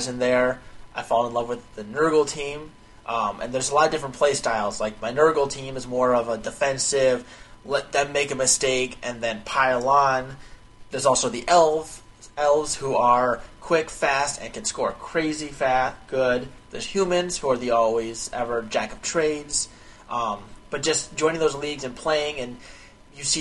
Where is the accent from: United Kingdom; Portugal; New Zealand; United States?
United States; being an American